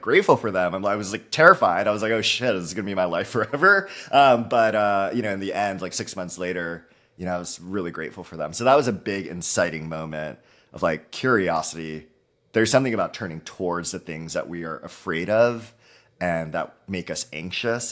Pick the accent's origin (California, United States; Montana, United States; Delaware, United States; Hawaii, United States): Hawaii, United States; Halawa, Oahu; moved away as an adult; now in Bay Area, United States; I'm born and raised in Hawaii, small, uh, community of Haiea in, uh, the island of Oahu.